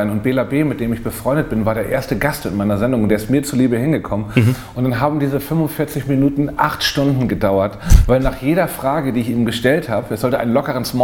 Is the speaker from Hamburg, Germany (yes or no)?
yes; Hamburg, Germany; Ich komme ja ursprünglich aus Hamburg und habe dann, wollte dann eigentlich beim Hamburger Journal arbeiten